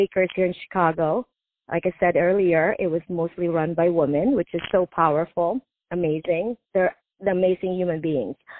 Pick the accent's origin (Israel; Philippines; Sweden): Philippines; moved away; I grew up in the Philippines